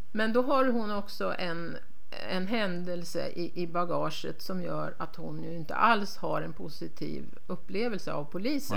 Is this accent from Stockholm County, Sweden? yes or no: yes; Stockholm, Stockholm County, Sweden; moved away as an adult; now in Härnösand, Sweden; Jag är uppvuxen i Stockholm men flyttade upp dit för att, att plugga